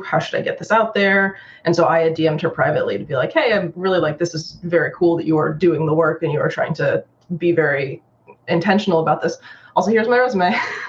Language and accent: English; Japan; also born or lived in New York, United States; But my mom's Chinese and my dad's Irish, and I grew up in Japan.